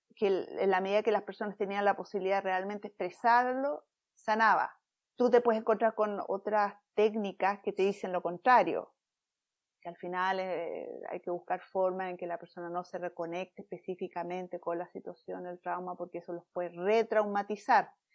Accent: Chile; moved away as an adult; now in San Diego, United States; soy chilena, y estando en Chile, eh, bueno, viviendo en Chile, en mis 20

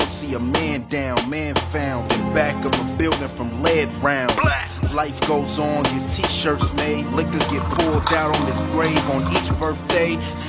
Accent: United States; I grew up right in the South Shore community.

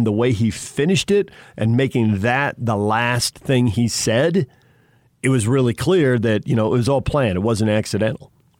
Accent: Los Angeles, California, United States; I'm from Los Angeles.

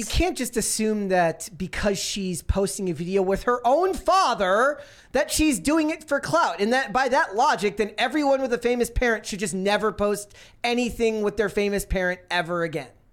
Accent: Minnesota, United States; growing up in Minnesota

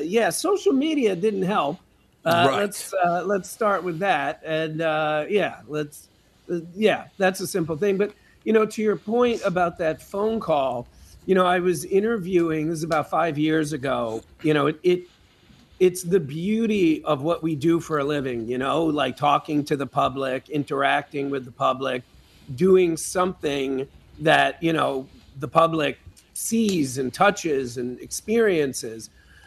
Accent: New York, United States; I always fall back on maybe it's because I'm from New York, but I've met a lot of New Yorkers who are not like this

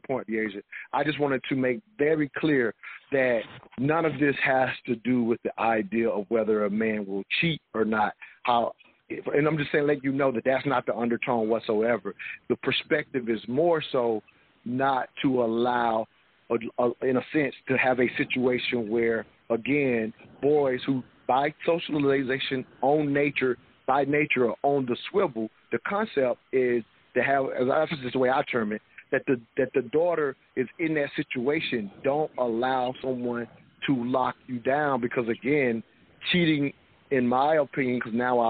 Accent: the South, United States; I'm from the South

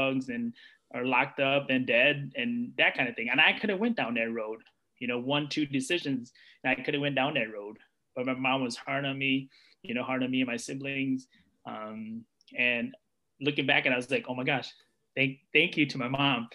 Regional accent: United States; They escaped a war-torn country, came to U.S. I was born here, so, being a U.S. citizen

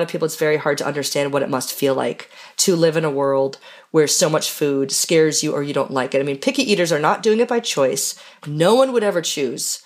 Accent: Minneapolis, Minnesota, United States; growing up in Minneapolis

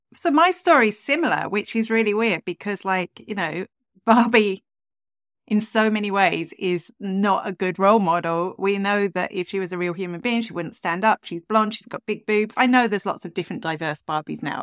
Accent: England, United Kingdom; accent: English; now in Ireland; I am English originally

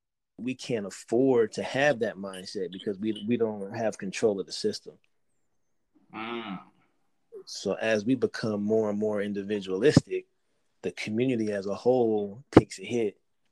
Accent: United States; We're Americans, man. we come from Africa, but our culture was stolen from us.

